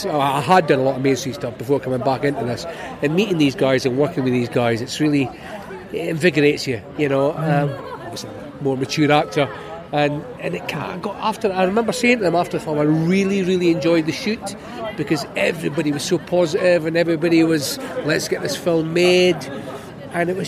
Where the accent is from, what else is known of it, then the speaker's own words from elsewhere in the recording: Scotland, United Kingdom; I'm Scottish